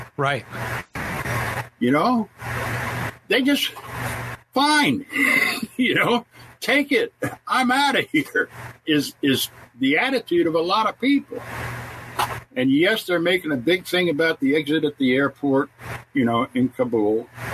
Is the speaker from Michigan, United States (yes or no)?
no; New York, United States; I was born here in New York, in New York, so I was born in the USA